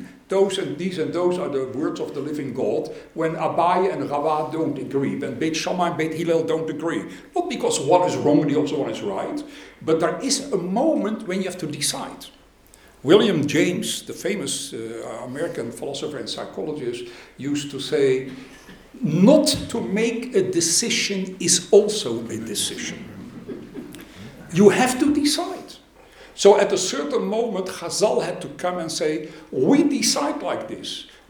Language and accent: English; Goslar, Lower Saxony, Germany; born there; I was born in Goetzlar, in a totally secular society and in a secular family.